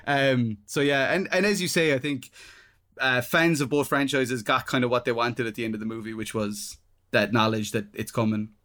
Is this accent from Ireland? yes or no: yes; Ireland; being Irish, we're, we're incredibly self-deprecating people